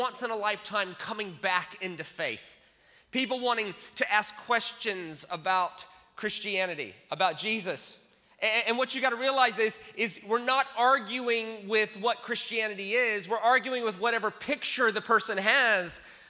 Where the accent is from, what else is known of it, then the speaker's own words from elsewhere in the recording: United States; I'm American